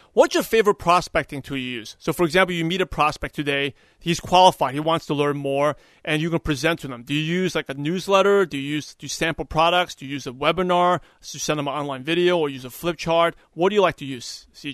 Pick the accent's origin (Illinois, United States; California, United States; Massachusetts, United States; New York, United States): New York, United States; I'm originally from New York